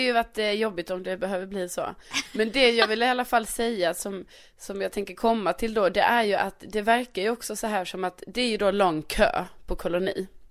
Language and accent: Swedish; Skåne, Sweden; also born or lived in Värmland; jag är ju ändå från Skåne och vi råkar ju ha en egen flagga